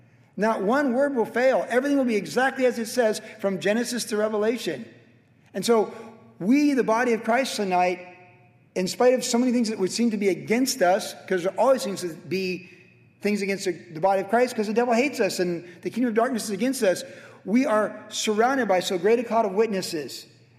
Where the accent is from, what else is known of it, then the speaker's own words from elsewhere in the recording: Carlsbad, United States; growing up in Carlsbad in the 70s.